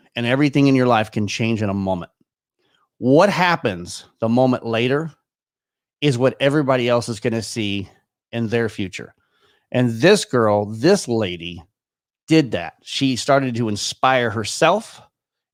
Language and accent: English; Irving, Texas, United States; moved away as an adult; also born or lived in Frisco, Texas; now in Michigan, United States; I was born and raised in Irving, Texas, which is just a suburb not too far away from there